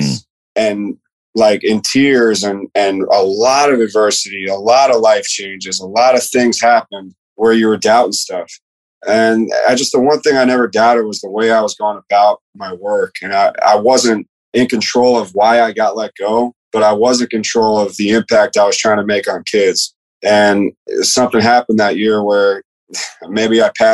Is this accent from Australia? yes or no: no; Tampa, Florida, United States; moved away as an adult; also born or lived in Ohio / Virginia / Mississippi; I'm from Tampa